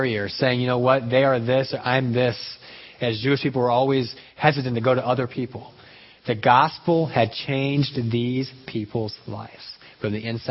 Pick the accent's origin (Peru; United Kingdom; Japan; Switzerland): Peru; moved away; growing up in Peru, people still take siestas